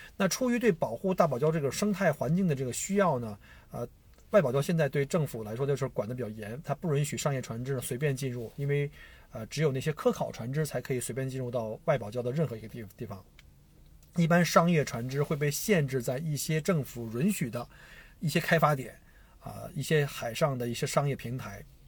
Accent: China; also born or lived in Victoria, Australia; now in Australia; 我们中国人

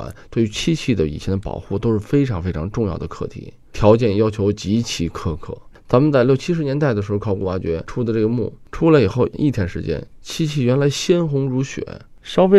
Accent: China; 因为我们都是中国人。

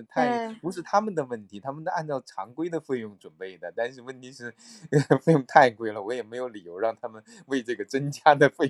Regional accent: China; 比较震惊他们的时候，我是从中国来的，实在是很远。

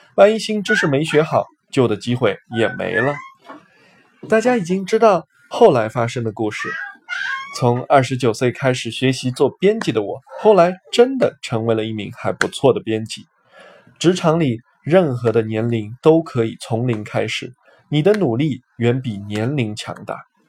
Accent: Beijing, China; moved away as an adult; also born or lived in Shanghai; 我是北京人，从小在北京长大。我的家、我的亲人、我的朋友们都在北京

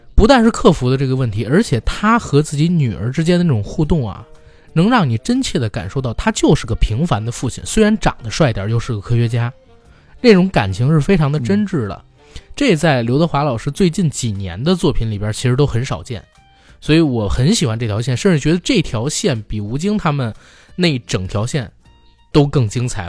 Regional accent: China; 他把属于我们中国人独有的一种价值观拍出来了

